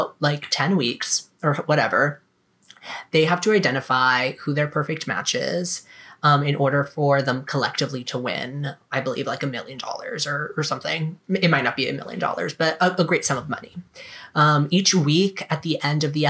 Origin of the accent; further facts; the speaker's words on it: South Carolina, United States; moved away as an adult; also born or lived in Florida; growing up in South Carolina, going to college in Florida